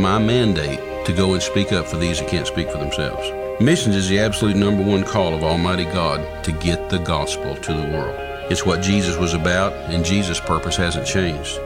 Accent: Midland, Texas, United States; I'm from Midland originally.

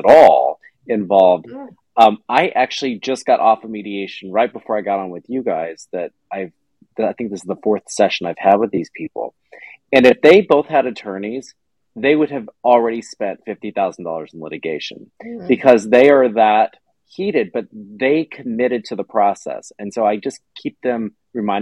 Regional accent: Katy, Texas, United States; I grew up in Katy

